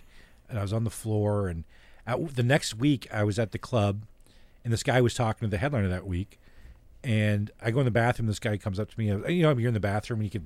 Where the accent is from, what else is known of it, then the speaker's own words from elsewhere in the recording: Canada; I'm Canadian